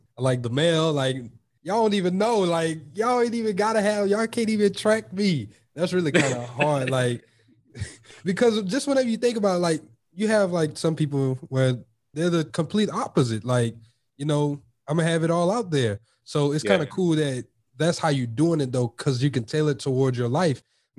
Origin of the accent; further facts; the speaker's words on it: United States; especially being an American.